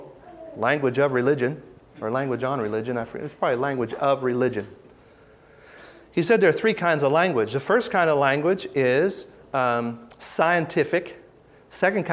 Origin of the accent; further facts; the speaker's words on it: Midwest, United States; I'm from the Midwest